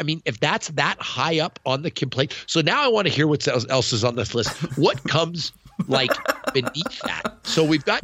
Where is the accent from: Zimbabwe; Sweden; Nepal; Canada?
Canada; As a Canadian